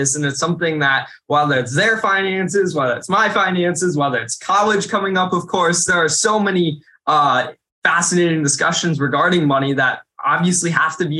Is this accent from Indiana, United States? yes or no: yes; Indiana, United States; in my home state